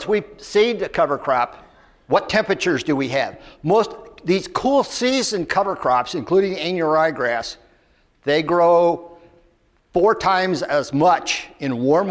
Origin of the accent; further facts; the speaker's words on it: Lafayette, Indiana, United States; I'm from Lafayette, Indiana